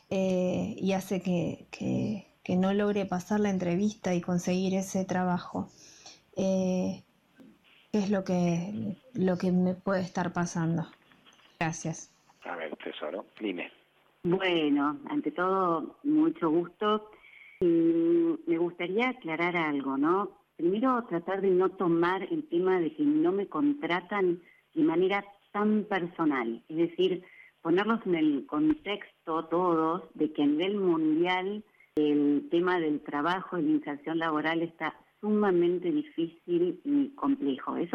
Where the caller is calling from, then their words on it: Banfield, Buenos Aires Province, Argentina; Buenas noches, eh … de Banfield y tengo una pregunta para la licenciada.